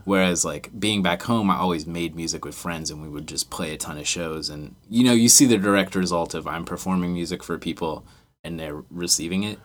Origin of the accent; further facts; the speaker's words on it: Frederick, Maryland, United States; also born or lived in West Virginia / Baltimore; we're all from Frederick